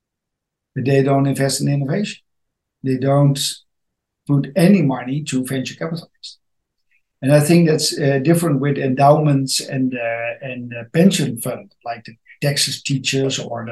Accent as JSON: {"language": "English", "town": "Amsterdam", "region": "North Holland", "country": "Netherlands", "said": "I'm from the Netherlands, Amsterdam"}